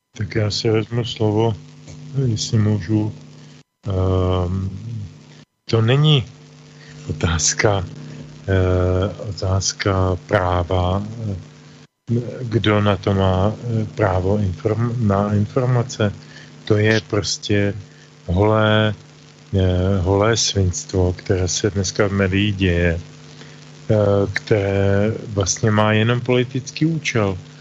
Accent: Czechia; u nás v Čechách

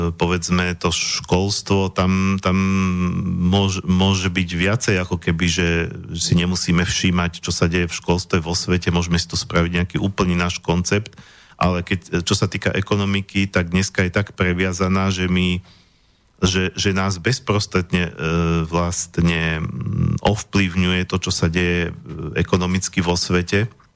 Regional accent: Slovakia; my sme tu Slováci, my odtiaľ to pochádzame

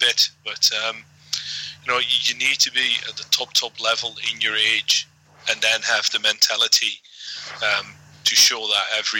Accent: Netherlands; I'm from Holland.

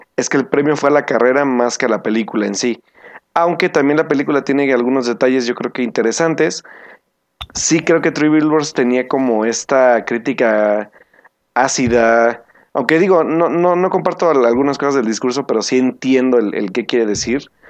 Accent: Mexico; nosotros como mexicanos

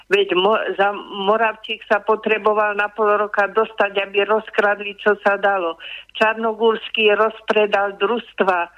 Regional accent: Slovakia; som hrdá Slovenka

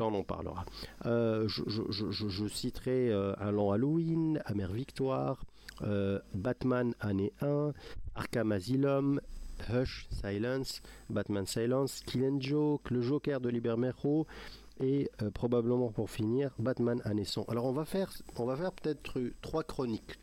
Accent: Morocco; chez nous au Maroc

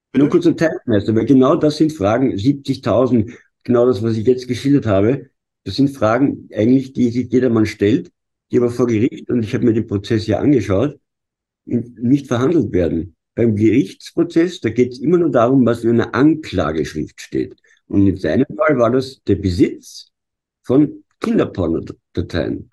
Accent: Vienna, Austria; als Wiener

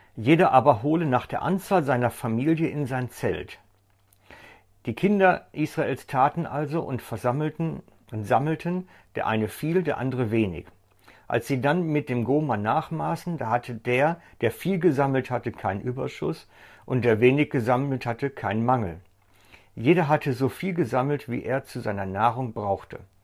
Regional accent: Germany; bei uns in Deutschland

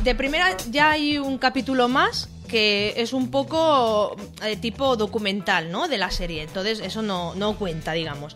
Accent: Alicante, Valencian Community, Spain; yo nací en Alicante, capital

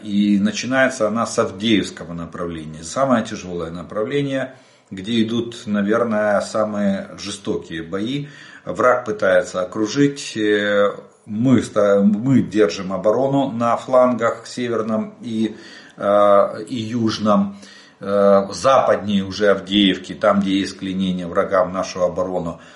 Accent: Ukraine; мы из Украины

